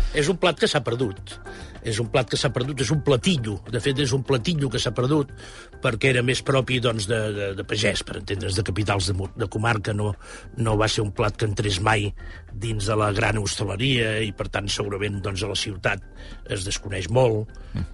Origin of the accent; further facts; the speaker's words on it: Catalonia, Spain; com a catalans tenim